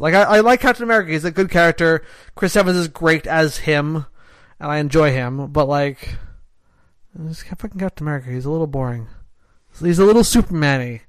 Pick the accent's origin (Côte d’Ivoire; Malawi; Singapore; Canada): Canada; I'm a Canadian.